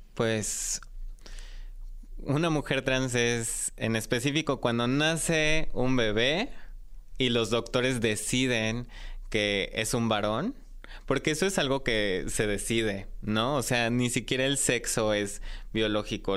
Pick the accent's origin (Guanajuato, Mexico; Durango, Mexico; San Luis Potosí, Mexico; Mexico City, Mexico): Mexico City, Mexico; yo nací aquí en la Ciudad de México y crecí en una familia tradicional